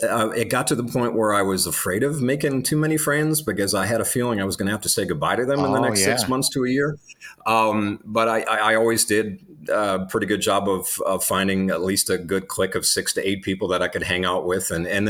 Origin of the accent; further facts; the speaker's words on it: North Dakota, United States; Yeah, we grew up in the Dakotas. Predominantly for me, it was North and South Dakota. When I was, what was I, 12 or 13 at the time, as we were getting into junior high, my dad got another TV job. He was in Minot, got a TV job down in South Dakota, so we moved.